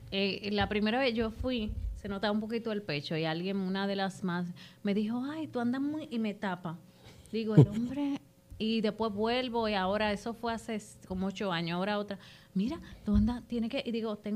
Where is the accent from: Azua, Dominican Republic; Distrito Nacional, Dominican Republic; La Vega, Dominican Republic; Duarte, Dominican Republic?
Duarte, Dominican Republic; Jaina; Susi y yo venimos de Jaina, de, mi mejor amiga de quinto grado.